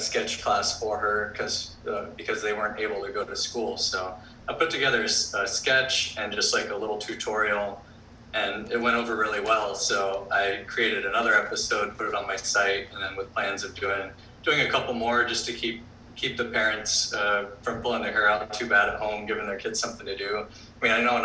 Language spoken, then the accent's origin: English; Florida, United States; moved away as an adult; also born or lived in Auburn; now in Hawaii, United States; I grew up surfing in Florida